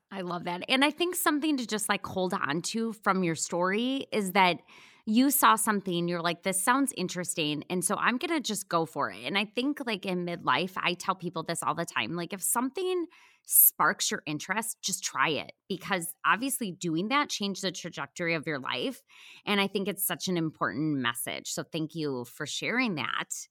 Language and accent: English; Wisconsin, United States; moved away; I was from Wisconsin